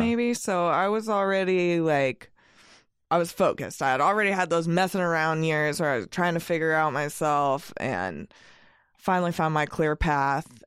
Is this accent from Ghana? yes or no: no; Eugene, Oregon, United States; I come from Eugene, the home of Ninkasi and Oakshire